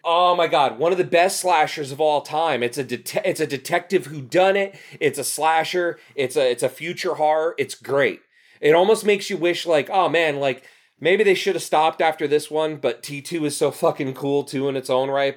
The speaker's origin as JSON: {"language": "English", "area": "Union County", "region": "New Jersey", "country": "United States", "tie": "born or raised there", "also_born_or_lived": "Clark, New Jersey / Rahway, New Jersey", "said": "growing up in New Jersey, like, in Union County"}